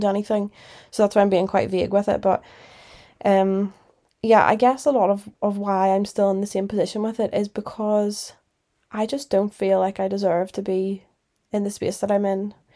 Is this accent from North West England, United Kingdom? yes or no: no; Northern Ireland, United Kingdom; moved away as an adult; also born or lived in Liverpool; I'm from Northern Ireland. Obviously, you'd know that 'cause my accent